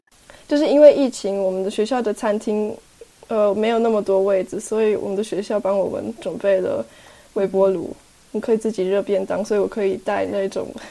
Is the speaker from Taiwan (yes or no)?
no; Bern, Switzerland; 我是在这里出生长大的，我会讲瑞士德语